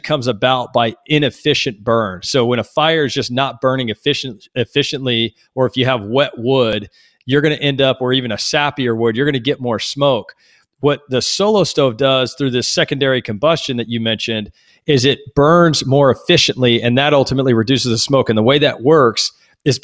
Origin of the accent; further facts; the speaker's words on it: Texas, United States; growing up in Texas. I grew up on a 50-acre ranch